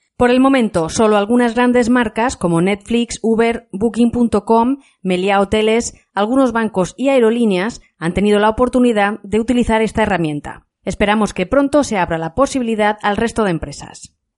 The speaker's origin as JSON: {"language": "Spanish", "country": "Spain"}